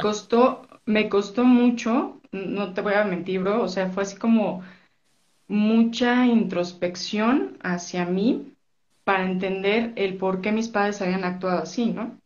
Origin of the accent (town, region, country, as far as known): Mexico City, Mexico; born or raised there; also born or lived in Orizaba, Veracruz